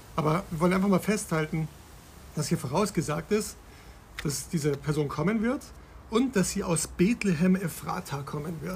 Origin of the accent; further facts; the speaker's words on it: Bavaria, Germany; now in Berlin, Germany; ich bin aufgewachsen in Bayern